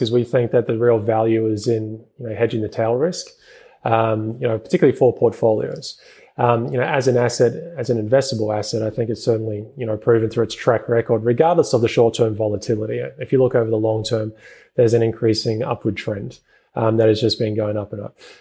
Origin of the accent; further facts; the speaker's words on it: New Zealand; moved away; originally I'm from New Zealand.